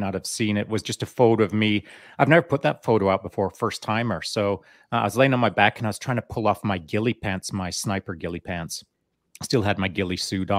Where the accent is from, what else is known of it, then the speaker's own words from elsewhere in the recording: Canada; also born or lived in England; when we moved from England to Canada at the age of 10, I just went out in the bush and hunted and fished a lot by myself because, you know, that's what we did back in the day in a small mountain town.